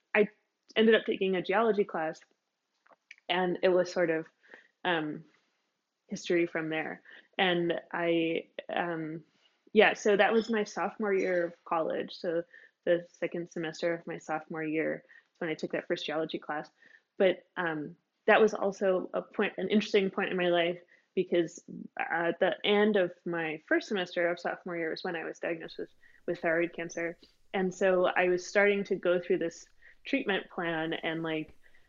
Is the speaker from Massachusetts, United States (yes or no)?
yes; Massachusetts, United States; I grew up in Massachusetts